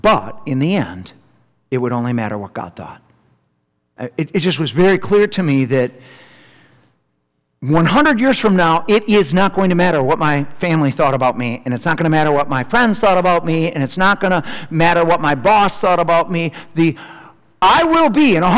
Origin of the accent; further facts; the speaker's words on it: Milton, Wisconsin, United States; home to Milton, Wisconsin, which is my hometown